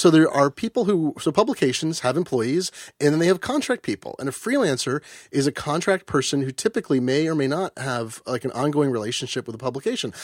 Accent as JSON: {"language": "English", "town": "Eugene", "region": "Oregon", "country": "United States", "tie": "born or raised there", "said": "I grew up in Eugene, Oregon, home of the superannuated hippie"}